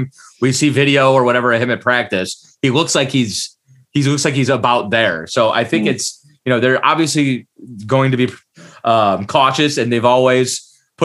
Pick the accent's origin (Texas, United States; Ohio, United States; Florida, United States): Ohio, United States; Cleveland; moved away as an adult; also born or lived in Detroit; now in Orlando, United States; I grew up in Cleveland, Ohio